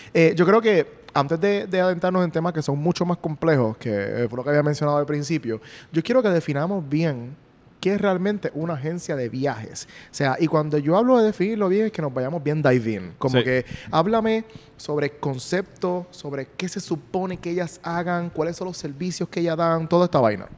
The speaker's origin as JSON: {"language": "Spanish", "country": "Puerto Rico", "said": "yo soy puertorriqueño"}